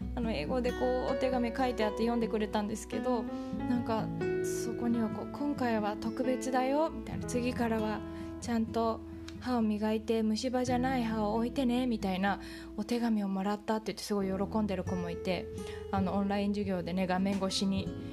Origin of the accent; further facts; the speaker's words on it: Japan; now in United States; 日本で育った